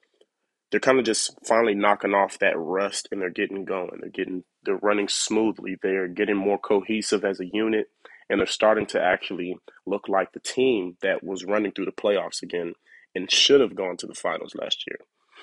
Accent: Atlanta, Georgia, United States; I am from Atlanta

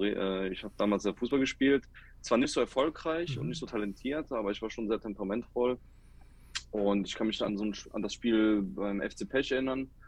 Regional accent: Cologne, North Rhine-Westphalia, Germany; ich bin eine Kölsche Jung, also ich komme hier aus dem Rheinland, aus dem schönen Köln. Äh, meine Eltern kommen aus Kroatien, aber ich bin hier in Deutschland geboren und hier aufgewachsen.

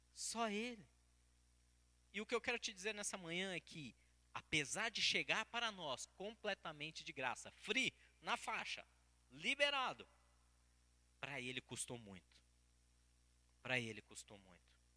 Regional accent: Brazil; Como bons brasileiros

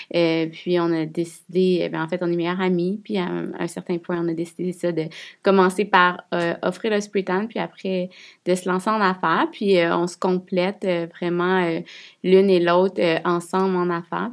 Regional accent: Quebec City, Quebec, Canada; On est de Québec

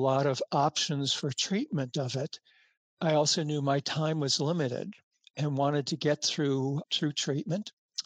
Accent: United States; also born or lived in New York; as an American in New York

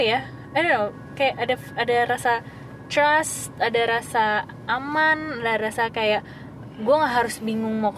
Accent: Java, Indonesia; sorry gue anak Jawa jadi gue turun temurun

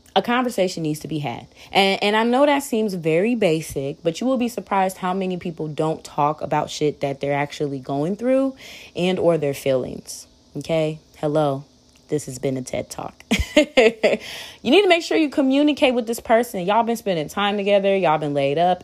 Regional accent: Waukegan, Illinois, United States; I'm from Waukegan, Illinois, uh, Lake County.

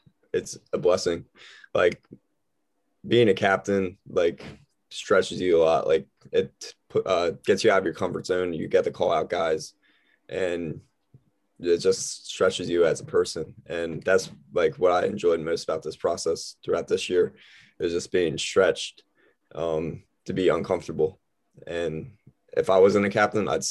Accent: Lancaster County, Pennsylvania, United States; I'm from Lancaster County

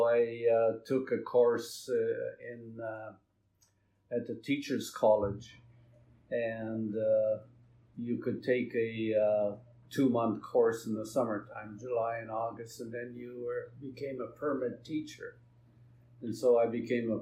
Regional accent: Meleb, Manitoba, Canada; also born or lived in St. Andrews, Manitoba; I grew up in Mellab. It's a small community in the Interlake

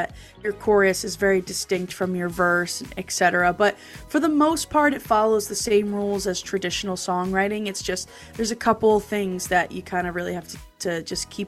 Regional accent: New Jersey, United States; in my hometown in New Jersey

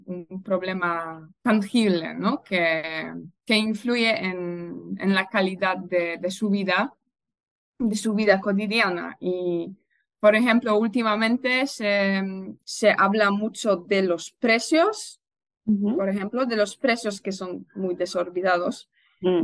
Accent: Poznań, Greater Poland, Poland; Spanish is a second language; soy de Poznan, de hecho he vivido aquí toda, toda mi vida

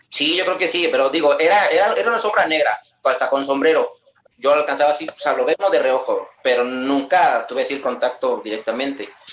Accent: Querétaro, Mexico; De Querétaro, México

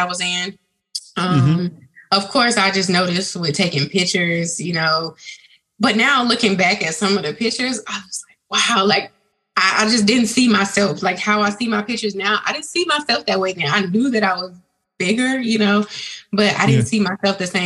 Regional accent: Georgia, United States; also born or lived in New York; I was born in New York, but I have lived in Georgia most of my life from the time that I was a toddler or infant. So I'm currently located in Smyrna, Georgia

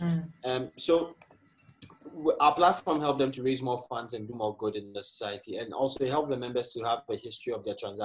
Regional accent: Ghana; moved away; Growing up in Ghana, you grow up in the community and you have this community sense.

